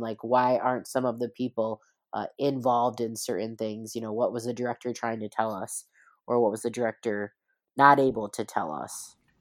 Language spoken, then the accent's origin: English; East Coast, United States; I'm from the East Coast, born and bred